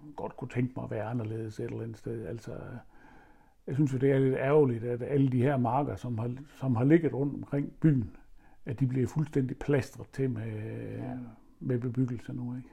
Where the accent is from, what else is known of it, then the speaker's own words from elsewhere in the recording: Horsens, Central Denmark Region, Denmark; da jeg flyttede fra Stensballe, flyttede hjemmefra